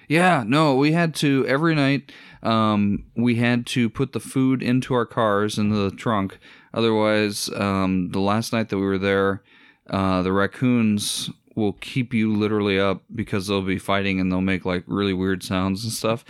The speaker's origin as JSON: {"language": "English", "region": "Iowa", "country": "United States", "said": "we're from Iowa"}